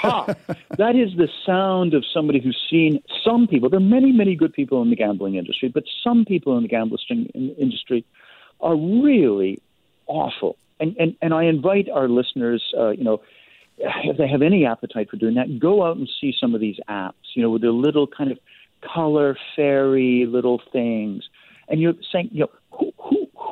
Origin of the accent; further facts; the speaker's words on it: Canada; as a Canadian